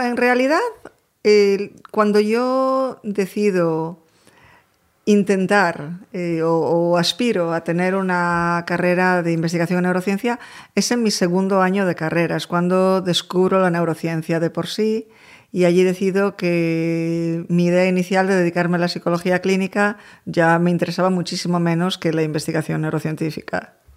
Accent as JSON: {"language": "Spanish", "town": "A Coruña", "region": "Galicia", "country": "Spain", "tie": "born or raised there", "also_born_or_lived": "Madrid", "moved": "as an adult", "lives_now": "New York, United States", "said": "de Coruña, de generaciones además."}